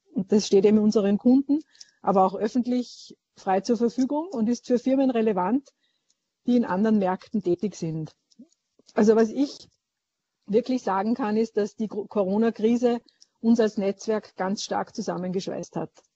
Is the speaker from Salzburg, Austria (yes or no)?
yes; Niedernsill, Salzburg, Austria; now in Vienna, Austria; Niedernsill Bezirk Zell am See, Pinzgau, Land Salzburg.